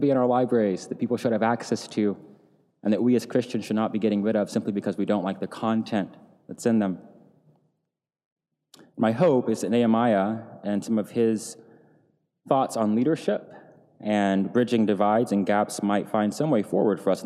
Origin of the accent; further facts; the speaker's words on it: Tennessee, United States; moved away; Tennessee, my home state.